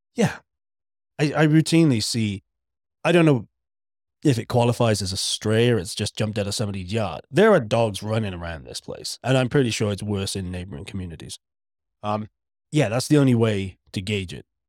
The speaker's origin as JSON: {"language": "English", "region": "Wales", "country": "United Kingdom", "said": "I'm Welsh, not British"}